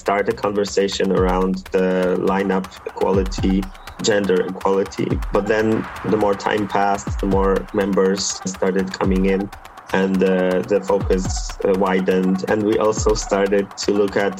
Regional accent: Toruń, Kuyavian-Pomeranian Voivodeship, Poland; I was living in a very small town. I'm from Torun, from a city that's like 160,000 occupants.

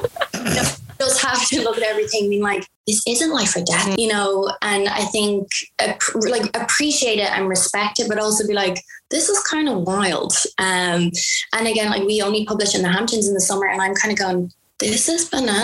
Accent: Ireland; moved away as an adult; now in United States

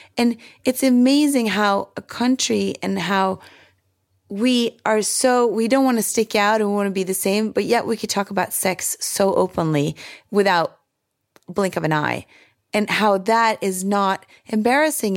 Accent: Sweden; now in United States; My childhood growing up in Sweden

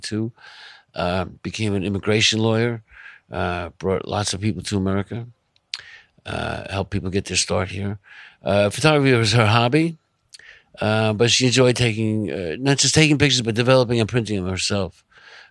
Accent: Long Island, New York, United States; also born or lived in Manhattan, New York; I was born in Manhattan. I grew up on Long Island. I came back to Manhattan when I was 18, and I've been here ever since

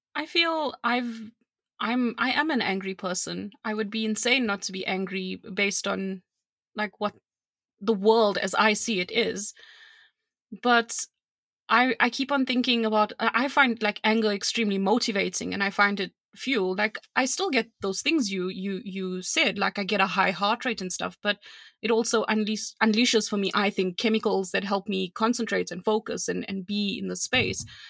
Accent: South Africa; I'm South African

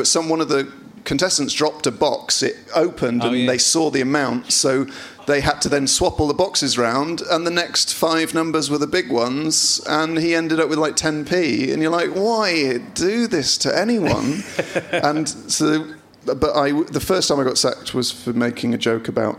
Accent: Bristol, South West England, United Kingdom; I was born in Southmead Hospital

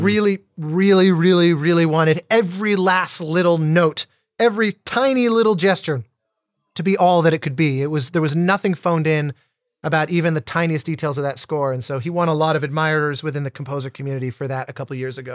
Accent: Colorado, United States; as a kid growing up in Colorado

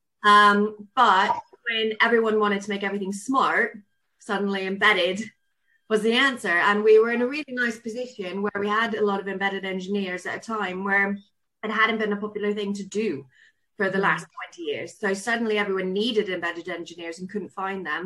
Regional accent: Southern California, United States; accent: really weird accent; now in Cornwall, United Kingdom; I grew up in Southern California

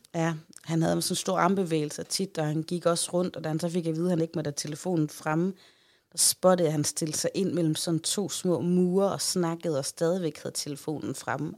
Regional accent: Central Denmark Region, Denmark; hjemme i Holme

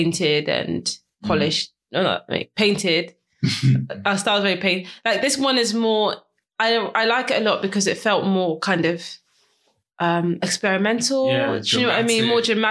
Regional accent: Ghana; being Ghanaian, all I've heard is Anansi stories

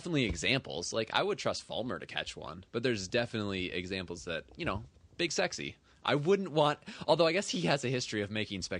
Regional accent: Ann Arbor, Michigan, United States; I was born in Ann Arbor.

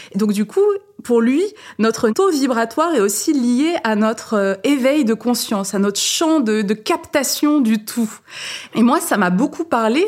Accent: Saint-Étienne, Auvergne-Rhône-Alpes, France; moved away as an adult; also born or lived in Paris; je suis née à Saint-Étienne et j'ai terminé mes études à Paris.

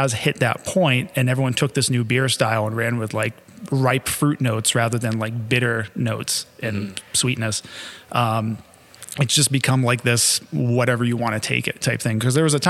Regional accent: Massachusetts, United States; accent: Massachusetts; See, and I can regress my Massachusetts accent that I've lost since I moved up here.

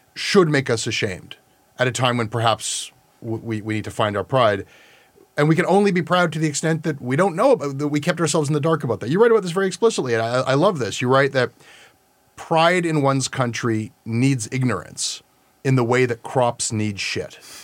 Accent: Canada; being Canadian

